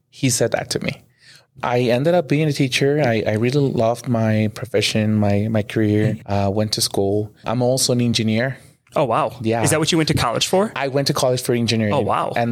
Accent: Poza Rica, Veracruz, Mexico; also born or lived in Long Beach, California; So I was raised in both countries, in in Mexico, specifically in Poza Rica, Veracruz, and then moved back to California back and forth.

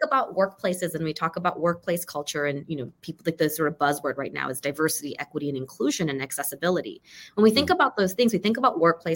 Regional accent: Burbank, California, United States; moved away as an adult; now in Northern Virginia, United States; I grew up in Burbank, California

